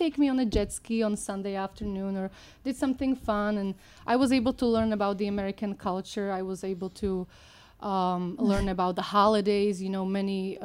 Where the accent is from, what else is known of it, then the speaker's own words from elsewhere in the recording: Slovakia; English is a second language; moved away as an adult; now in United States; Born and raised in Slovakia, former Czechoslovakia, I came to the United States in 1998